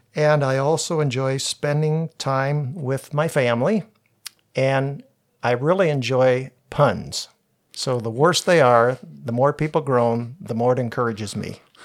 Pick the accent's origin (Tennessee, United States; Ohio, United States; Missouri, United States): Ohio, United States; New Washington; I grew up in a little farm town up in the northeast part of Crawford County called New Washington. It's near Bucyrus